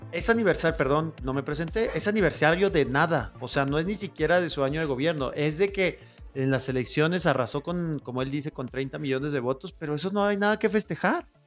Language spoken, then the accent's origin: Spanish; Mexico; como buen mexicano que soy